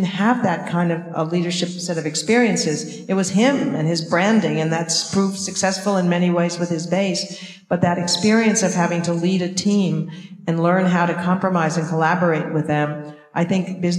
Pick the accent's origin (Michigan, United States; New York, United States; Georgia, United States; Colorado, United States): New York, United States; Long Island; now in Boston, United States; we grew up in Long Island